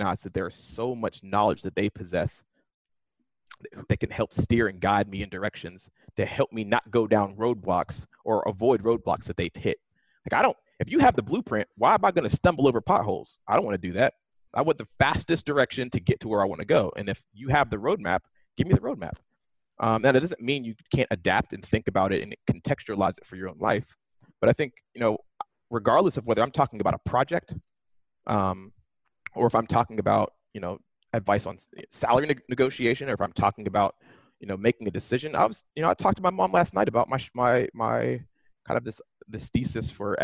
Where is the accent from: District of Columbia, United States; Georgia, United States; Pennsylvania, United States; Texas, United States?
Pennsylvania, United States; Pittsburgh; now in Silicon Valley, United States; growing up in Pittsburgh was interesting because it's not a tiny town